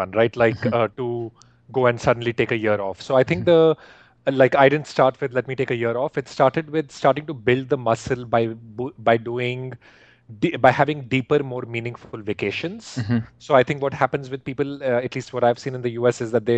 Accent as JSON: {"language": "English", "country": "India", "tie": "born or raised there", "moved": "yes", "said": "when I grew up in India"}